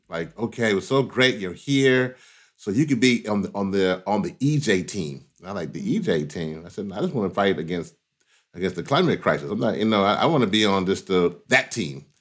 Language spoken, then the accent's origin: English; Louisiana, United States; I was born in Louisiana